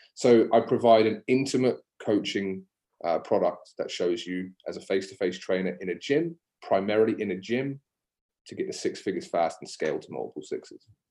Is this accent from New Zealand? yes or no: no; Exmouth, South West England, United Kingdom; also born or lived in Exeter; now in Australia; I'm from England and I'm from Exeter in Devon right? So grew up in Exeter or Exmouth, so just on the coast south of Exeter